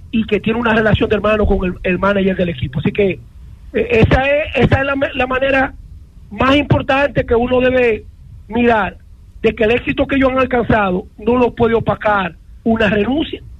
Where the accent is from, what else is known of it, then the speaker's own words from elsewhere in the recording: San Pedro de Macorís, Dominican Republic; Todo el mundo sabe que yo nací aquí en San Pedro, me crié en San Pedro, soy de San Pedro, soy de las estrellas.